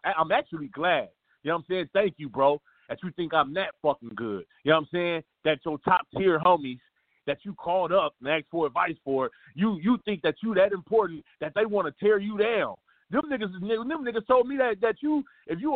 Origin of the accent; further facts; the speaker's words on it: Los Angeles, California, United States; I'm actually from South Central